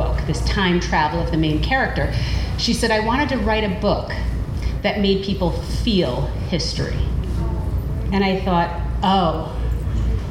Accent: Troy, New York, United States; I grew up in the Berg, as we call it

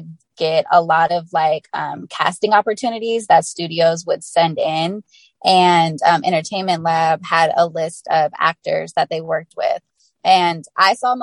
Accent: the Bay Area, California, United States; I'm from the Bay Area

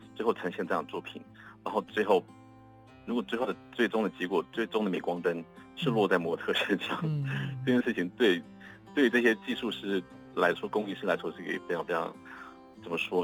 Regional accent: Dawu, Taitung County, Taiwan; moved away; 到我的家乡台东

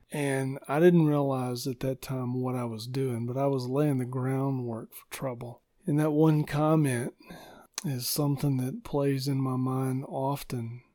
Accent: Arkansas, United States; moved away as an adult; also born or lived in Fort Worth, Texas / Michigan; now in Middle Tennessee, United States; we grew up in Arkansas, and God called me into ministry, and we, we moved to Fort Worth, Texas

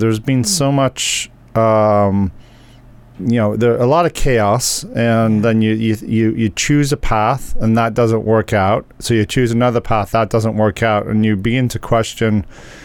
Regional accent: England, United Kingdom; I'm from England

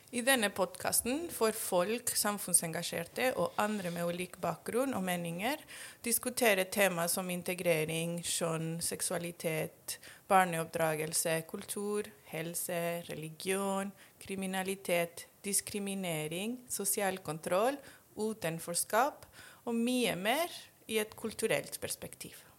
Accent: Mexico; Norwegian is a second language; now in Norway; Jeg kommer opprinnelig fra Mexico

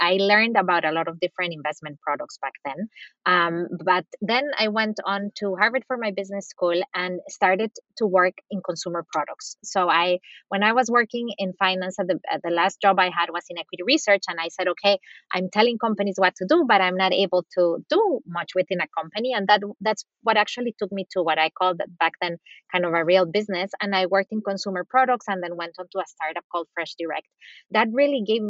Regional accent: Costa Rica; also born or lived in Latin America / United States; now in Germany; I'm originally from Costa Rica and spent different time in my life, both throughout Latin America, the US

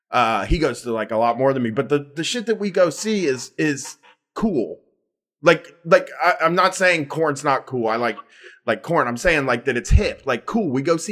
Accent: Groveport, Ohio, United States; Like, I'm from Groveport.

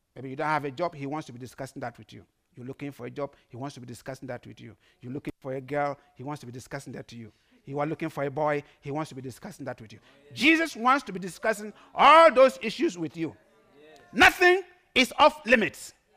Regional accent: Ghana; English is a second language; now in Netherlands; I'm a proud Ghanaian. Everywhere I go, I dress like a Ghanaian

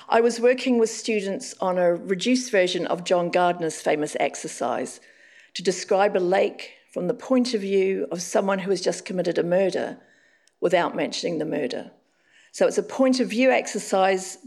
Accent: Auckland, New Zealand; moved away; Now I'm living back in Auckland, my hometown.

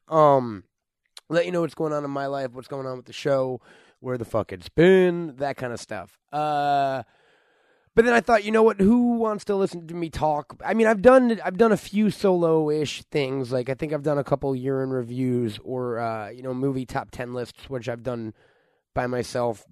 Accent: New York, United States; moved away as an adult; now in Los Angeles, United States; I'm from New York. I moved out here to try to work in the film or entertainment business

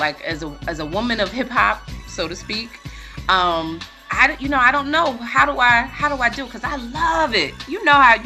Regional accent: New York, United States; I grew up on the East Coast. I grew up in New York

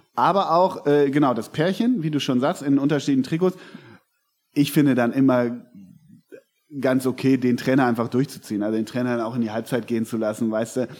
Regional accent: Hamburg, Germany; als Hamburger oder Norddeutscher, wie wir ja sind

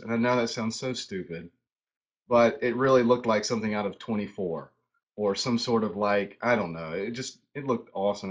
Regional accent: High Point, North Carolina, United States; moved away as an adult; now in Charlotte, United States; I grew up in High Point, so I uh, High Point, North Carolina

